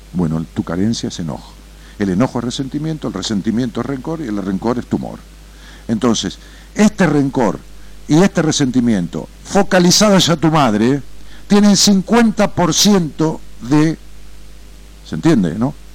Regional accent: Ramos Mejía, Buenos Aires Province, Argentina; yo nací en una ciudad que tiene trescientos mil habitantes y le digo mi pueblo, ¿no? En Ramón Mejía.

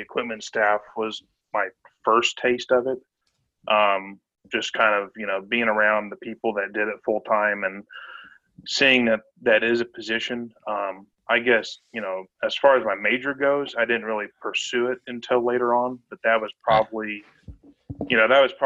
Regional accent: Fort Worth, Texas, United States; moved away as an adult; now in Arizona, United States; Was born and raised in Fort Worth, Texas

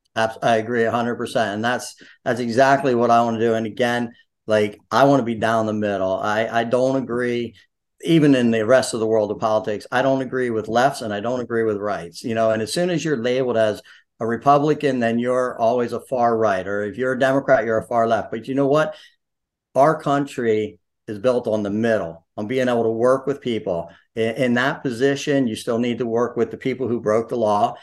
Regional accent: Sunbury, Pennsylvania, United States; now in Snydertown, United States; although I grew up in Sunbury, went to Shikalimi, you know, hung out there, I am in Snyder Town

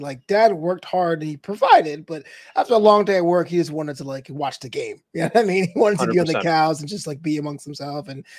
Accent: Los Angeles, California, United States; I'm from Los Angeles for those of them.

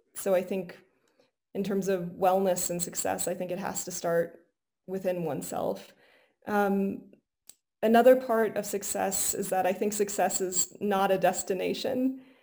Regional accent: Golden, Colorado, United States; I was born in Golden, Colorado, so really close oh. to where we are

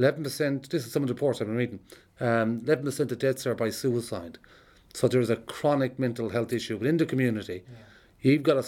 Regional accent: Ireland; I'm an Irish traveller

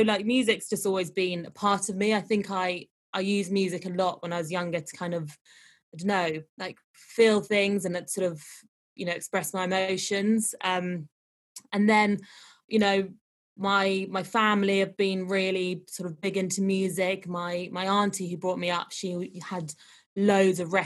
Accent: London, United Kingdom; I'm from London

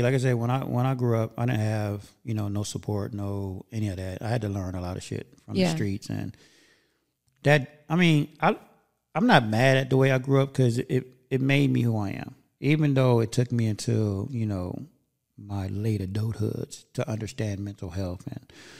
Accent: Gardena, California, United States; also born or lived in Inglewood, California / West Covina, California; Yeah. I mean, I was born in Inglewood. Then I moved over to Gardena. So I was raised in Gardena for, you know, some years. And then I think at, I want to say 17, I went back to Inglewood.

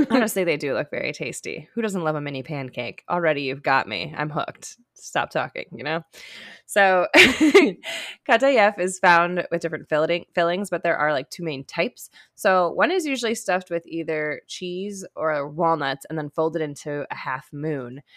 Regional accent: United States; I'm American as hell right now.

